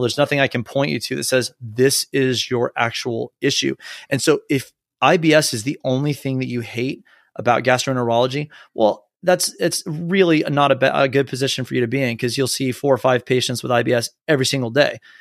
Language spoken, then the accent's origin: English; Texas, United States; also born or lived in North Carolina; I grew up in Texas